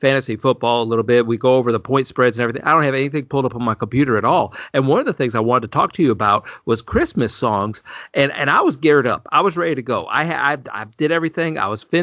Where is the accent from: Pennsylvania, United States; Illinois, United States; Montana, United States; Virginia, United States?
Illinois, United States; moved away; I grew up in Illinois